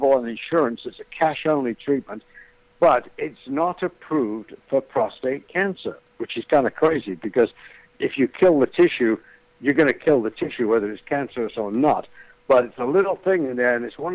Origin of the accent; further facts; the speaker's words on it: United Kingdom; moved away as an adult; now in United States; I'm an ex-Brit. I've lived in America 30-some-odd years. I'm an American now.